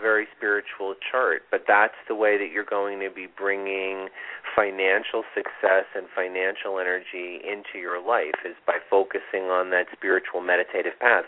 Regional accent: Vista, New York, United States; I grew up right near there, up in oh. Vista. You know Vista, New York.

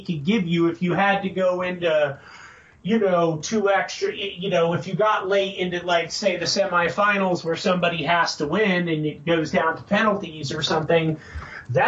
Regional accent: United States; We're American

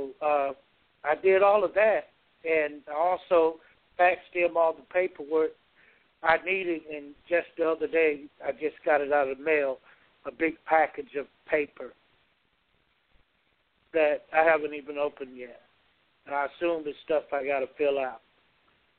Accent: Georgia, United States; my hometown here

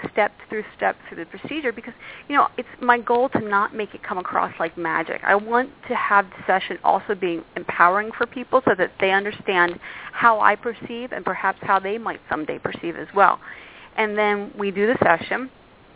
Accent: Philadelphia, Pennsylvania, United States; now in New York, United States; I came from Philadelphia. I live in New York.

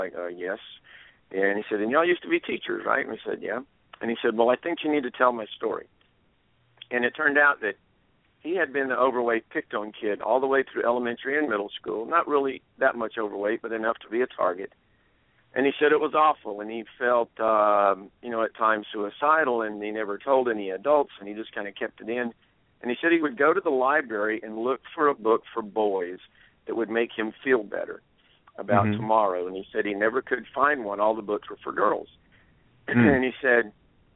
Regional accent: Atlanta, Georgia, United States; also born or lived in Germany; I was born in Germany, but I grew up around Atlanta

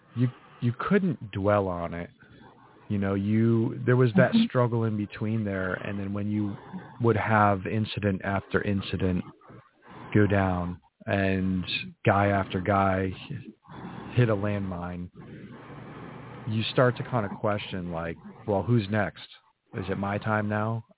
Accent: New England, United States; I grew up in New mm-hmm. England, in a very mm-hmm. small New England town

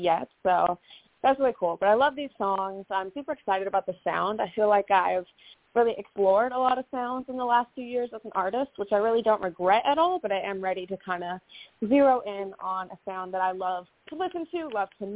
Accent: Southern California, United States; I was born in Southern California

